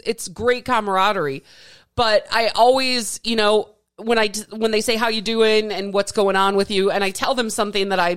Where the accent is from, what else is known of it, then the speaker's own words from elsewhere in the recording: Midwest, Wisconsin, United States; now in Arizona, United States; I'm not from here. I'm from the Midwest